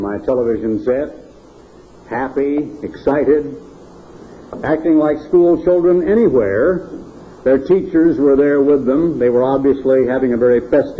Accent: Oregon, United States; I was born in Oregon. I grew up in Oregon

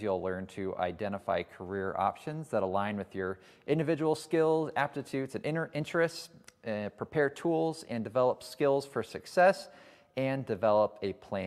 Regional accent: San Jose, California, United States; now in Iowa, United States; I was originally from San Jose, California, so the Bay Area

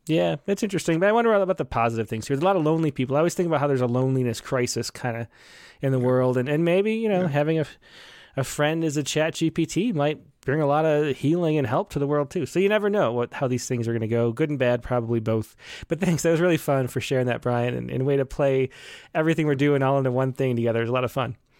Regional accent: Western New York, United States; I'm from Western New York

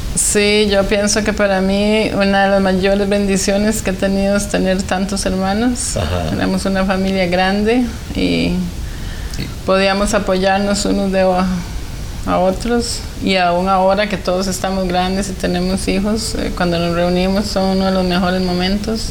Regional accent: San José, Costa Rica; yo nací en San José, Costa Rica y somos siete hermanos. Yo soy la número tres y crecí

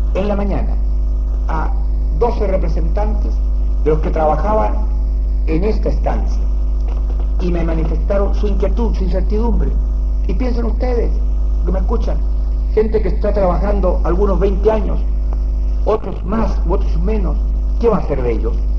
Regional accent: Chile; nosotros actuamos dentro de nuestra concepción como chilenos

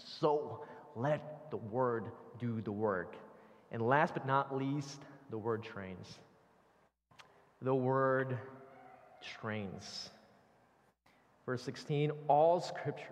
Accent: Philippines; now in Northern Virginia, United States; I grew up in the Philippines

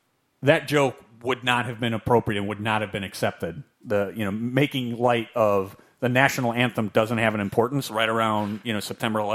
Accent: Chicago, Illinois, United States; we're from Chicago.

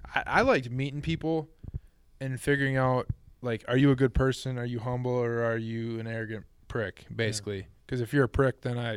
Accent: Minnesota, United States; I'm from Minnesota.

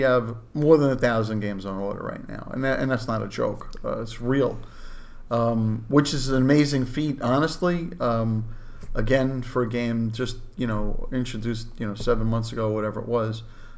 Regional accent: New York City, New York, United States; I grew up in Brooklyn

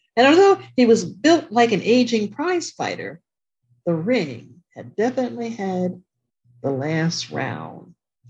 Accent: Connecticut, United States; born there; I was born in Connecticut, which is different. So, but I don't really know it like I know Jersey.

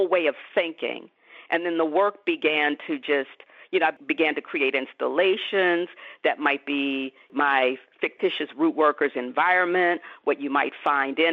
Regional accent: Pittsburgh, Pennsylvania, United States; growing up in Pittsburgh

